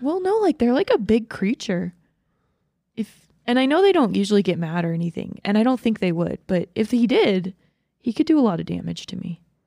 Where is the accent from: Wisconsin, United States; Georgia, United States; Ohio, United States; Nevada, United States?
Georgia, United States; Dahlonega; also born or lived in Dawsonville, Georgia; I grew up half the time in Dawsonville and half the time in Dahlonega